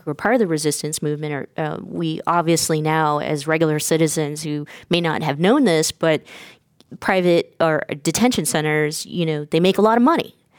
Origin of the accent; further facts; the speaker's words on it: Stockton, California, United States; I grew up in Stockton, California